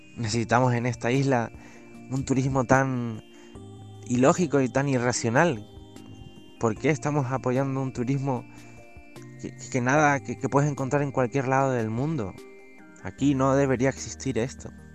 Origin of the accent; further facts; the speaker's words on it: Canary Islands, Spain; Soy un chico canario que está recorriendo las Islas Canarias caminando